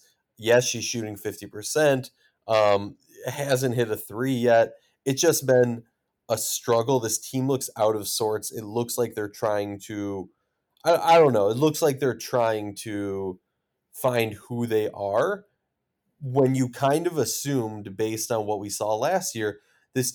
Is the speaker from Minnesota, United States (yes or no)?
yes; Minnesota, United States; my hometown team, Minnesota Lynx